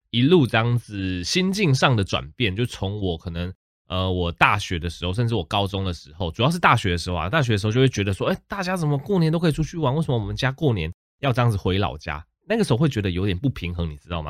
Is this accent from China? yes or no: no; Taichung, Taiwan; also born or lived in Tainan; 我老家是在台南，但是我本身是在台中长大的